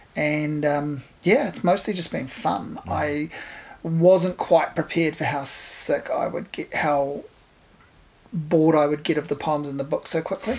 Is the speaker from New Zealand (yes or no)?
yes; Hawke's Bay, New Zealand; growing up in Hawke's Bay in the 80s and 90s